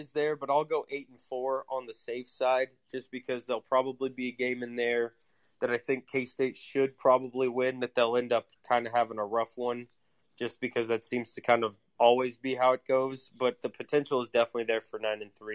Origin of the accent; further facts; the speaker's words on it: Lawrence, Kansas, United States; my hometown, some Lawrence folks